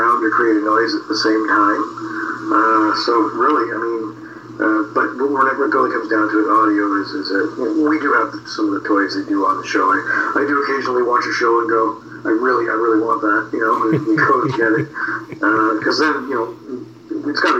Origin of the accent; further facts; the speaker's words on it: just outside of Toronto, Ontario, Canada; I moved back to my hometown, like I'm just outside of Toronto